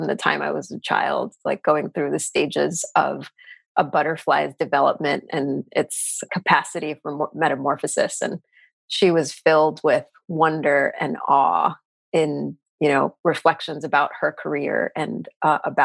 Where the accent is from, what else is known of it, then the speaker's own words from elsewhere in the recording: New York City, New York, United States; So I grew up in New York City. I am a native New Yorker. I grew up in Queens